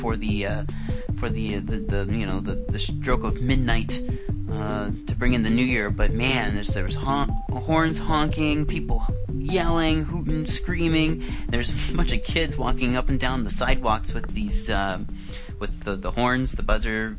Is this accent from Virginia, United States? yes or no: no; Iowa, United States; moved away as an adult; now in Vancouver, Canada; I used to live and I grew up in Iowa back in the United States